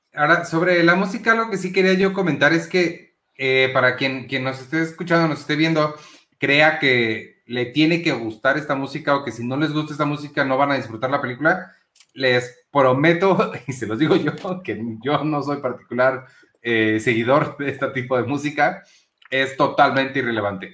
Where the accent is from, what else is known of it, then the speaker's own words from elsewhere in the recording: Mexico; sí soy mexicano